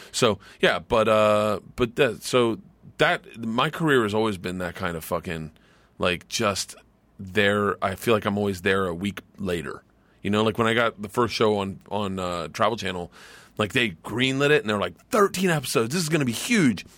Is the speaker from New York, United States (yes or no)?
no; Florida, United States; I grew up in Florida.